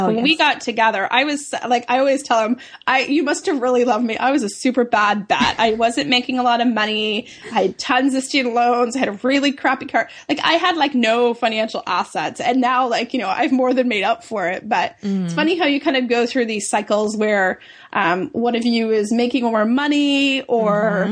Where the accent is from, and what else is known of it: Canada